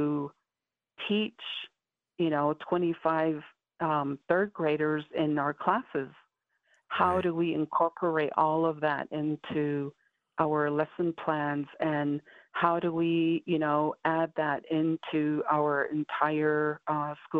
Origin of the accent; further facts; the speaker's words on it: Navajo Nation, United States; first language Navajo; English is a second language; my first language was Diné